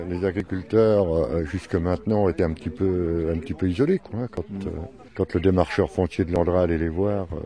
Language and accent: French; the Bure area, Grand Est, France; Moi, je suis du coin, oui.